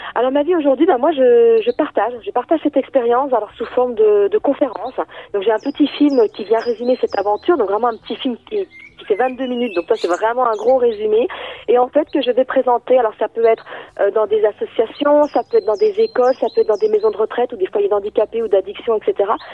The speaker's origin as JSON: {"language": "French", "town": "Lons-le-Saunier", "region": "Bourgogne-Franche-Comté", "country": "France", "tie": "born or raised there", "said": "alors moi je suis partie de Lons-Saunier, donc c'est la ville où je suis née que je suis partie, voilà, de, moi j'habite à la campagne, à 25 km à peu près de cette ville."}